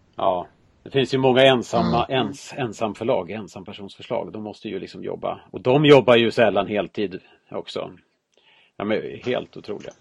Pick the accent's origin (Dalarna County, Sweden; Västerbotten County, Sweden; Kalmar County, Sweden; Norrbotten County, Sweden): Dalarna County, Sweden; Jag är ju från Dalarna